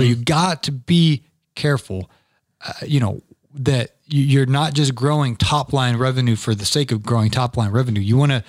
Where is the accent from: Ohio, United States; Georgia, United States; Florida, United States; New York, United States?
Georgia, United States; Atlanta; I'm from Atlanta, Georgia.